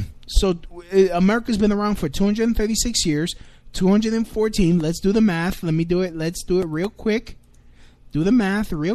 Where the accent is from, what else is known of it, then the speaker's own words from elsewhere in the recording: Puerto Rico; I'm an American. I'm a dark-skinned Puerto Rican.